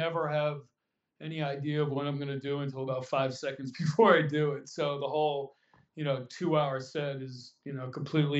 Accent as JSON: {"language": "English", "town": "Dix Hills", "region": "New York", "country": "United States", "also_born_or_lived": "Los Angeles, California", "moved": "as an adult", "lives_now": "New York and Los Angeles, United States", "said": "I am originally from Long Island, New York, a place called Dix Hills"}